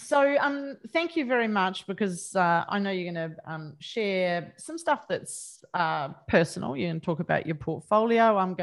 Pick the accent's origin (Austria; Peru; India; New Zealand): New Zealand; I'm Kiwi, and my mum was big on elocution, and she is forever in my ear that I sound more and more Australian.